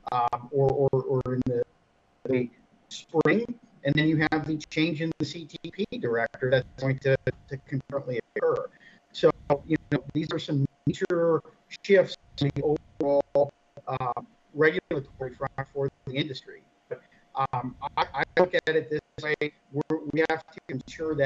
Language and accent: English; Erie, Pennsylvania, United States; moved away; I was located in my hometown of Erie, Pennsylvania for 2 months